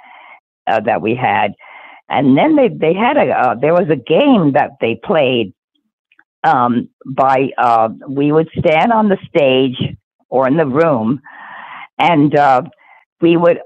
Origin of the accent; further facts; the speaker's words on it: New York City, New York, United States; I was born in Brooklyn, New York, and in 1940. And I went to a residential school in the Bronx.